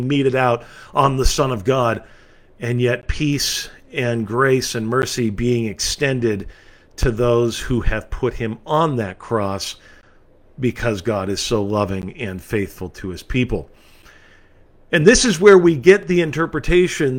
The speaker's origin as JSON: {"language": "English", "region": "California", "country": "United States", "tie": "born or raised there", "said": "my home state in California"}